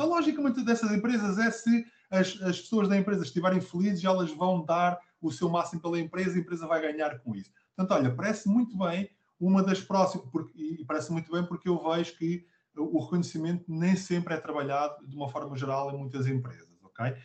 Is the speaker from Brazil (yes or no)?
no; Abrantes, Centro, Portugal; sou natural de Abrantes